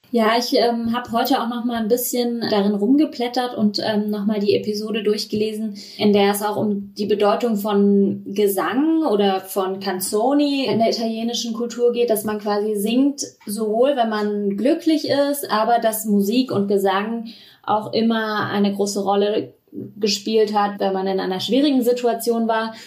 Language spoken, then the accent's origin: German; Germany; bei uns in Deutschland